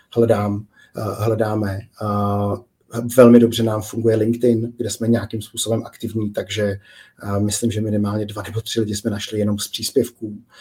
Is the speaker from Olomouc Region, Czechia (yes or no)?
no; Prague, Czechia; jsem sám z Prahy a okolí